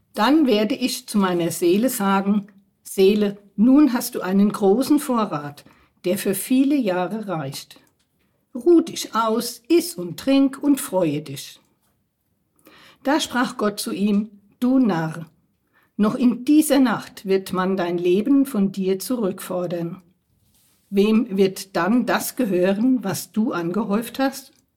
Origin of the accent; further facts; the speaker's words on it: Germany; Ich bin hier in der Pfarrei schon aufgewachsen, als Kind äh, aktiv und jetzt immer noch in der Pfarrei